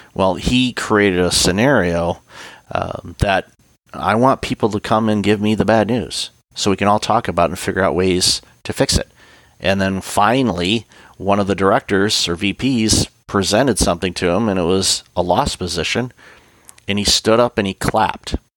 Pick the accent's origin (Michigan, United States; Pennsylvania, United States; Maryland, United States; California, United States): Michigan, United States; Detroit; I grew up in the Detroit area.